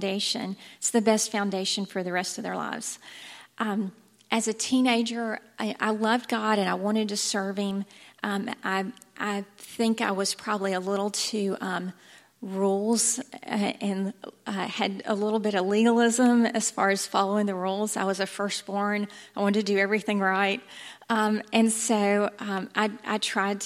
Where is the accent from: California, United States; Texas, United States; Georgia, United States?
Georgia, United States; Thomasville; I grew up in Thomasville